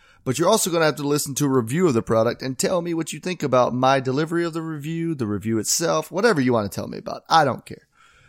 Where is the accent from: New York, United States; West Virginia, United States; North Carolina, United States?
West Virginia, United States; Yeah, so I'm from West Virginia and I ….